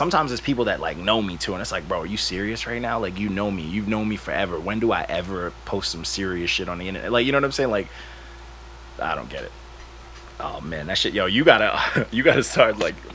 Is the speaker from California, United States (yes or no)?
no; Long Island, New York, United States; I'm from Long Island, not Rhode Island